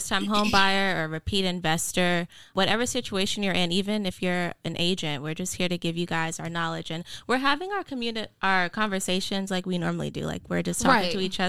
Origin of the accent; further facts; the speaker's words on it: Atlanta, Georgia, United States; also born or lived in New York; I'm from Atlanta. Well, I was born in New York, but I've lived in Atlanta for most of my life.